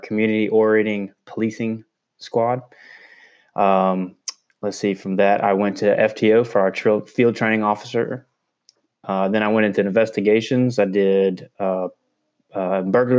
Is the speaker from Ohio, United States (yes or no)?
no; Tallahassee, Florida, United States; I'm born and raised in Tallahassee, Florida